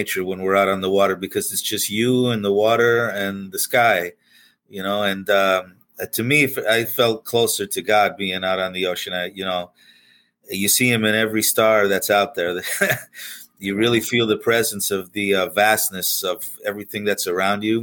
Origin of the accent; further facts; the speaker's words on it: Pennsylvania, United States; moved away as an adult; now in Florida, United States; I grew up in Pennsylvania, about 200 miles away from the ocean